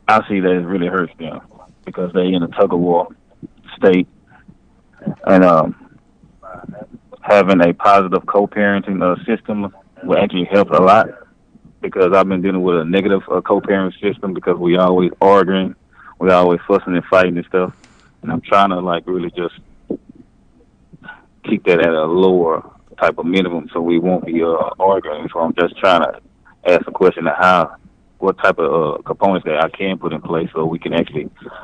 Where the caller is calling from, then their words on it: Dallas, Texas, United States; I'm calling from Dallas, Texas.